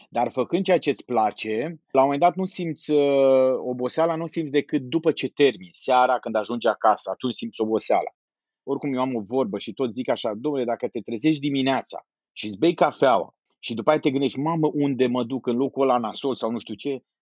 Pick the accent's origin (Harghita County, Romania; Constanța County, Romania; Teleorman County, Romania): Harghita County, Romania; Miercurea Ciuc; born there; moved away as an adult; also born or lived in Cluj / Satu Mare / Timișoara; now in Bucharest, Romania; Eu sunt un tip care s-a mutat din multe locuri. Eu m-am născut la Miercurea Ciuc, după aia m-am dus la facultă la Cluj, de la Cluj m-am dus la satul mare, de la satul mare m-am dus la Timișoara